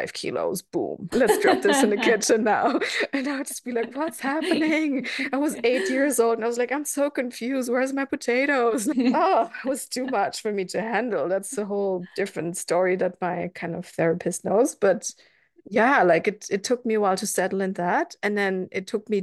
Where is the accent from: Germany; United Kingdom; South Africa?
Germany; also born or lived in Sweden; now in Berlin, Germany; until the divorce of my parents, I was like raised pretty German